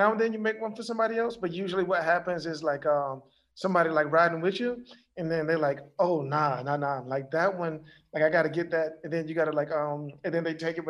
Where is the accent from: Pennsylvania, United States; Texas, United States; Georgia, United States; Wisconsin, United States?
Georgia, United States; Macon; I'm like from Macon